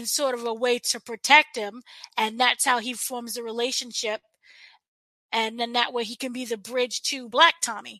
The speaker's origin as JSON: {"language": "English", "region": "New York", "country": "United States", "said": "I'm from New York"}